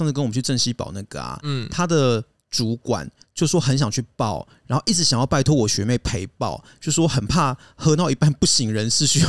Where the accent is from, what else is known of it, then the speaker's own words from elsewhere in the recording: France; 法国人嘛，我们法国人是比较自我中心一点，你知道？